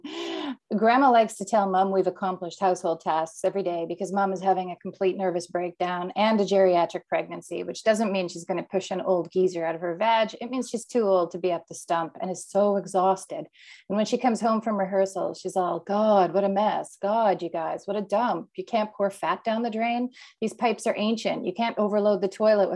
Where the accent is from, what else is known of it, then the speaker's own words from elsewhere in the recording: Canada; also born or lived in Winnipeg, Canada; now in Toronto, Canada; I grew up in a conservative Mennonite community, the first Mennonite settlements, or at least one of the first here in Canada